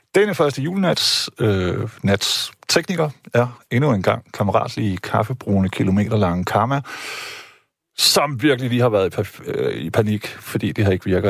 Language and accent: Danish; Jutland, Denmark; jeg er selv jyde